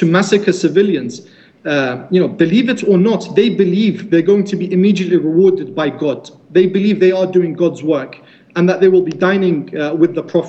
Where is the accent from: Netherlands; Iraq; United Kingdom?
Iraq; Najaf, Najaf Governorate; my hometown of Najaf